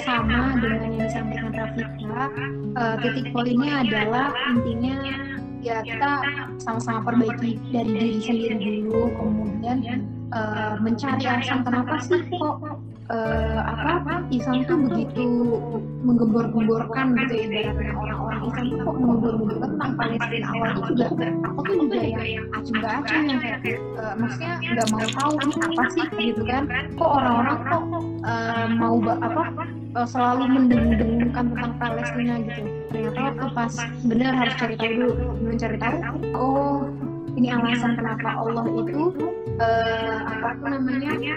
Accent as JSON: {"language": "Indonesian", "country": "Indonesia", "said": "kita orang-orang Indonesia"}